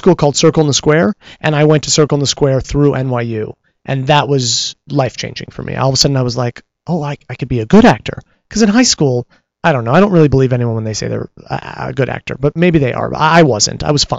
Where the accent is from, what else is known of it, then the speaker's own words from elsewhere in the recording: Los Angeles, California, United States; also born or lived in New York; I grew up in Los Angeles